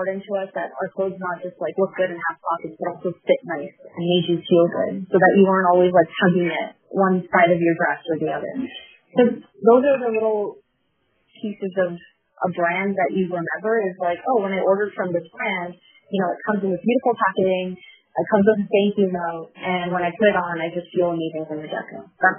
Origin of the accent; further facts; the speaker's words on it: Canada; So for me as a Canadian, it would be good for me to know if Shopify is doing things differently